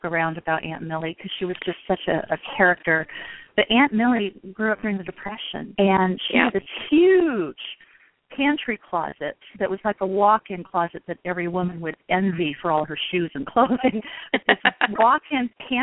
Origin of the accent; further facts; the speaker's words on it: West Coast, United States; now in Midwest, United States; I'm living in the Midwest now in the United States. I'm originally from the West Coast